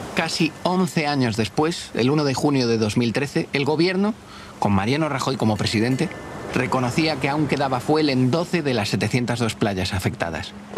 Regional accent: Galicia, Spain; la gente de Galicia, mi tierra

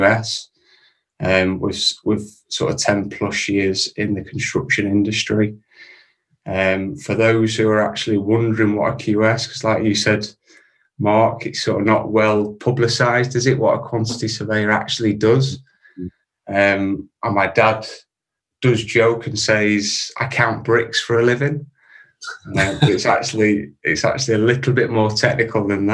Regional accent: Preston, North West England, United Kingdom; also born or lived in Dubai; from Preston in Lancashire

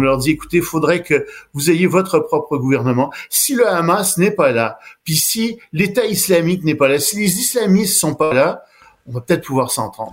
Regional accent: Montreal, Quebec, Canada; Je suis montréalais. Je suis né ici

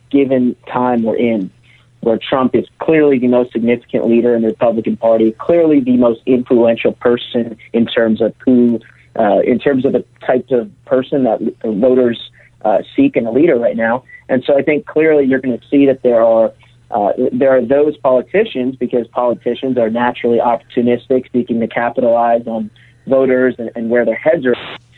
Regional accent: outside Philadelphia, Pennsylvania, United States; also born or lived in Pittsburgh; I'm from outside Philadelphia.

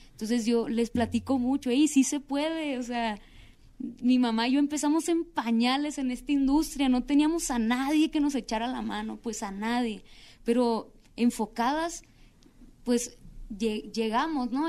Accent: Culiacán, Sinaloa, Mexico; yo soy de Culiacán, Sinaloa

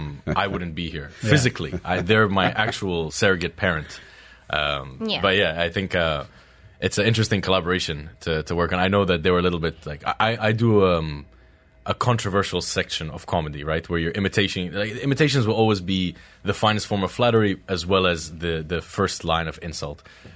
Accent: Texas, United States; I do want to test that myself as a Texan.

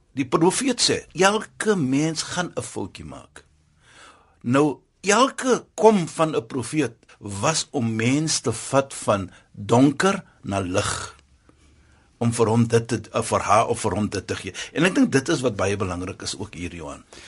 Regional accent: South Africa; ons as Suid-Afrikaners

